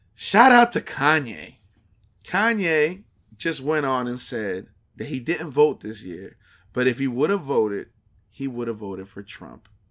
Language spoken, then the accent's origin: English; New Brunswick, New Jersey, United States; we're from the New Brunswick area, exit nine.